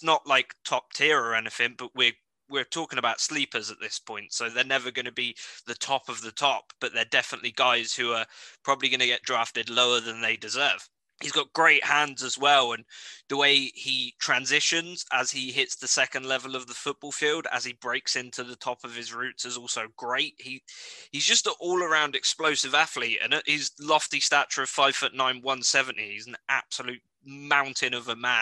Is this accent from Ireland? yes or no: no; United Kingdom; as a British person